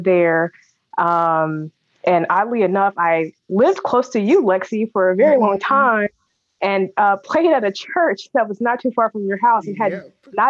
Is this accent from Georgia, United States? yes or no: no; Denham Springs, Louisiana, United States; I am from Denham Springs, Louisiana, which is a small town outside of Baton Rouge. Life in Denham Springs was great.